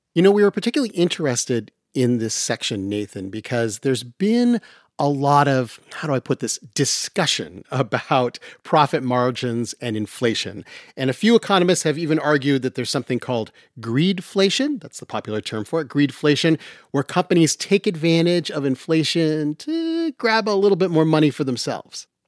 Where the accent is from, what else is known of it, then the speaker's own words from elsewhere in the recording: Utah, United States; I grew up in Utah